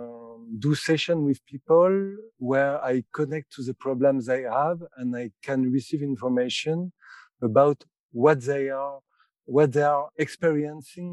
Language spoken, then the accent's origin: English; France; I'm from France, and I'm a clairvoyant professionally for 10 years.